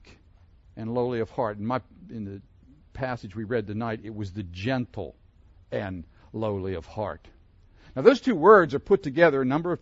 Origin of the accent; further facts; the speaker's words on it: Pittsburgh, Pennsylvania, United States; I grew up in Pennsylvania, near Pittsburgh